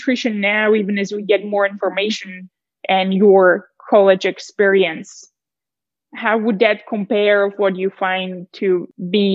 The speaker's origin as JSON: {"language": "English", "country": "Czechia", "tie": "born or raised there", "also_born_or_lived": "Texas, United States", "moved": "as an adult", "said": "when I was growing up in Czech, we did a huge amount of running"}